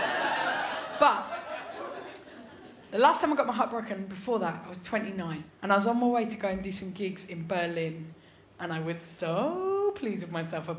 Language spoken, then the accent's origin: English; London, United Kingdom; I'm from London